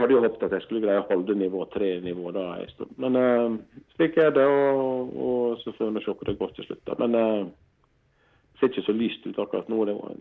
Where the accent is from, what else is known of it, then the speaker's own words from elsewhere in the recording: Stryn, Vestland, Norway; vi kom fra Stryn